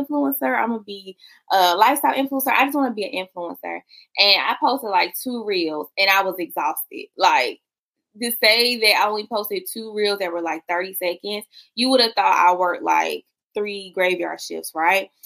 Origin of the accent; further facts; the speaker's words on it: South Carolina, United States; I'm from South Carolina, child. So how I say mother it's gonna sound real different than how you say